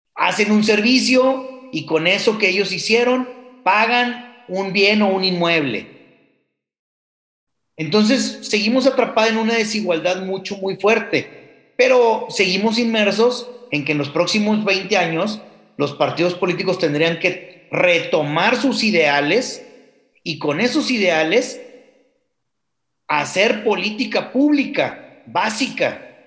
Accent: Mexico; todos como mexicanos nos gusta

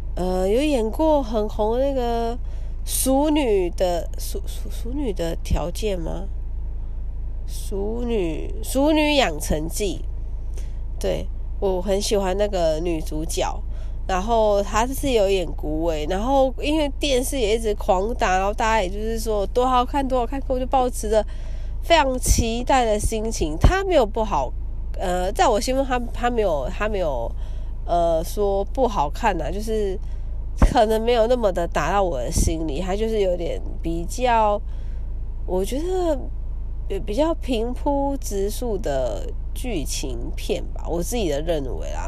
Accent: Kaohsiung, Taiwan; 因为我是高雄人嘛，小时候看电影的时候都会去

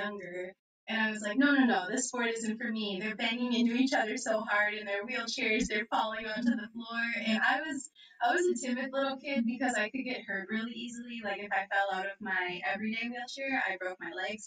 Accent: Jordan, Minnesota, United States; moved away as an adult; now in Tucson, United States; I'm from Jordan, Minnesota originally. I live in Tucson, Arizona now, so I've made a big leap. But I grew up in a really small town

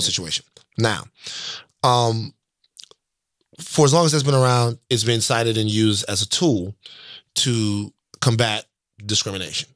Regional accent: the South, United States; I'm from the South.

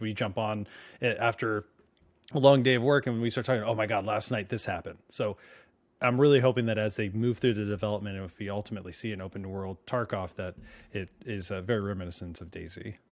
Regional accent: California, United States; moved away; also born or lived in New Jersey; I grew up in California

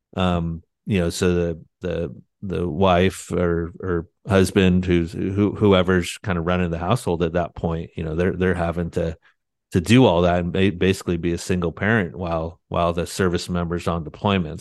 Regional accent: San Diego, California, United States; moved away as an adult; also born or lived in Annapolis, Maryland; Loved growing up in San Diego.

